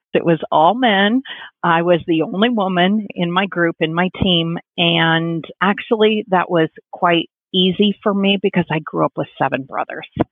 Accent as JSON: {"language": "English", "region": "Illinois", "country": "United States", "tie": "born or raised there", "moved": "yes", "lives_now": "San Diego, United States", "said": "growing up in Illinois, you're growing up in a very union type of organization"}